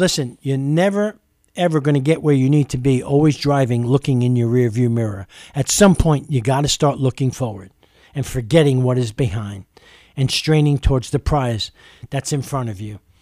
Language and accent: English; New York City, New York, United States; as a young child growing up in East Harlem, New York City